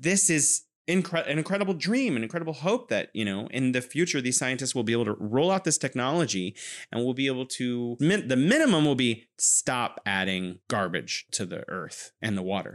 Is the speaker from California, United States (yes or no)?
yes; California, United States; now in Wuhan, China